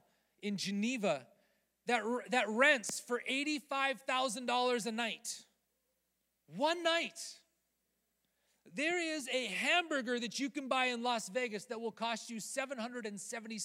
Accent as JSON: {"language": "English", "country": "Canada", "said": "I'm Canadian."}